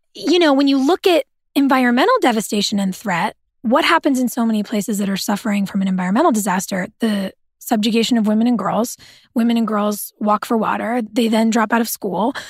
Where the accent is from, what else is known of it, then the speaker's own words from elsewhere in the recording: Southern California, United States; I grew up in Southern California